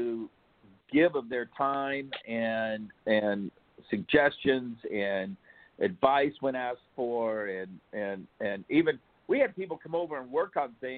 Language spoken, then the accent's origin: English; Midwest, United States; moved away as an adult; now in California, United States; We grew up in the Midwest, Tammy and I, so we're used to rain and snow and storms and all of that.